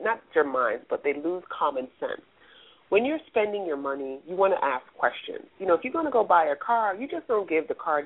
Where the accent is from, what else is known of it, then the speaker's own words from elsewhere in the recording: New York City, New York, United States; also born or lived in West Indies; I'm a girl from the West Indies. I was raised in the Bronx